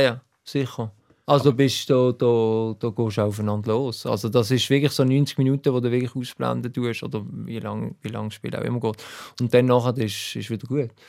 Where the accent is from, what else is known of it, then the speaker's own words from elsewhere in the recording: Basel, Basel-Stadt, Switzerland; als Basler